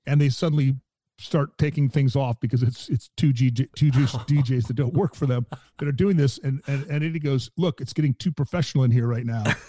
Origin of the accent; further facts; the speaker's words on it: Milwaukee, Wisconsin, United States; I was born in Milwaukee